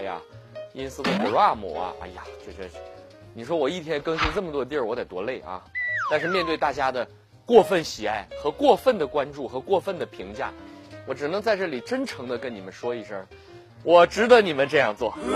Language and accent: Chinese; Ji'an, Jilin, China; 我老家是吉林省吉安市的。 靠近鸭绿江，那儿朝鲜族比较多。小的时候呢，家家必备辣白菜